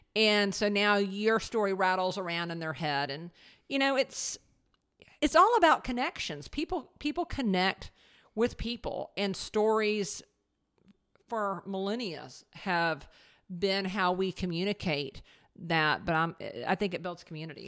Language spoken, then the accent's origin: English; the South, United States; we're from the South